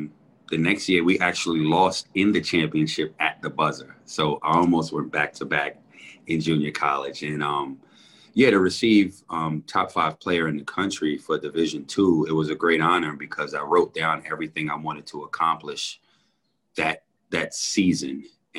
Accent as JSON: {"language": "English", "town": "New York City", "region": "New York", "country": "United States", "tie": "born or raised there", "said": "Oh, man. New York was an incredible place to grow up."}